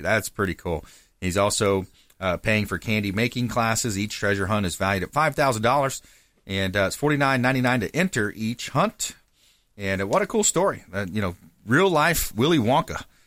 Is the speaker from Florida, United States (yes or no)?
yes; LaBelle, Florida, United States; filmed in my hometown, sure. LaBelle, Florida